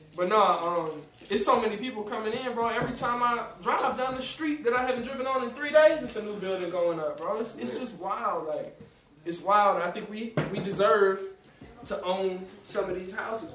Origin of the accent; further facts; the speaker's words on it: Nashville, Tennessee, United States; I'm a kid from Nashville